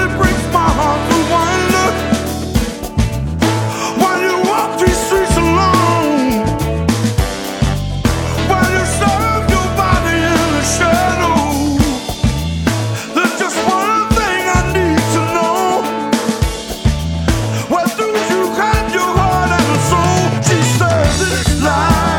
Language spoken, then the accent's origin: English; Ferguson, Missouri, United States; moved away; also born or lived in California; a guy who I grew up with in Ferguson, Missouri.